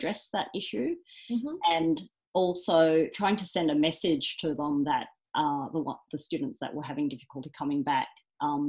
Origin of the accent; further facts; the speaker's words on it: Australia; I was born in Australia